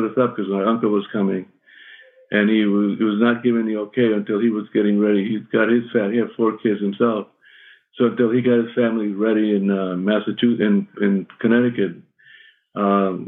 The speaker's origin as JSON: {"language": "English", "country": "Cuba", "tie": "born or raised there", "moved": "yes", "said": "in my youth and my growing up in Cuba"}